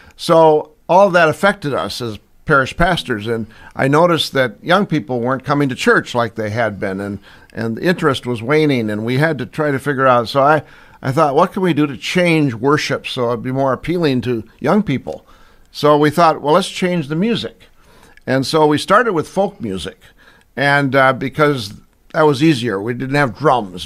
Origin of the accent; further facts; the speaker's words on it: St. Paul, Minnesota, United States; also born or lived in Pomeroy, Iowa; now in Iowa, United States; we moved to uh, to St. Paul, and that's where I was raised